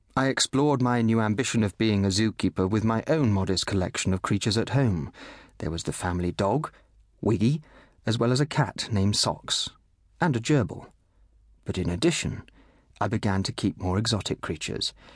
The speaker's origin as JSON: {"language": "English", "town": "Bristol", "region": "South West England", "country": "United Kingdom", "tie": "born or raised there", "also_born_or_lived": "Kenya"}